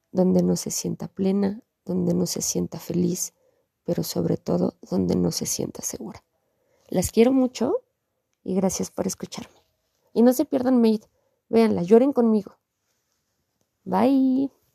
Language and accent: Spanish; Mexico; nosotros como mexicanos